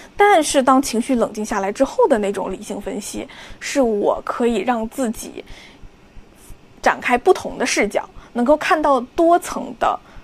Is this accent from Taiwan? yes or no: no; Liaoning, China; 我的老家辽宁